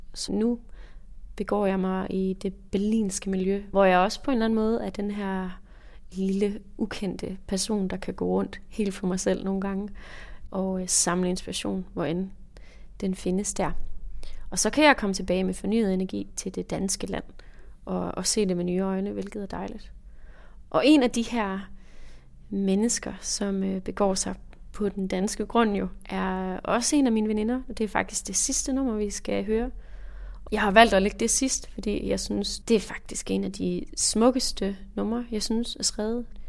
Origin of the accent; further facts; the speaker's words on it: Jutland, Denmark; moved away as an adult; also born or lived in Aarhus; now in Copenhagen, Denmark; Jeg kommer fra Jylland, som man måske kan høre, og øh, flyttede så senere til København